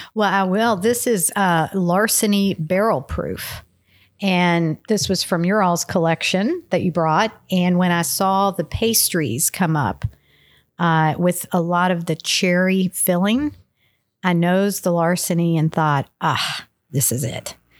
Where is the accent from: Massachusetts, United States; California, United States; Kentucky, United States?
Kentucky, United States; Louisville; I grew up in Louisville